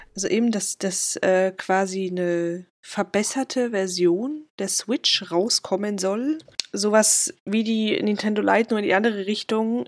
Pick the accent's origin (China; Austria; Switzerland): Switzerland; Ich komme so aus Umgebung Basel-Aargau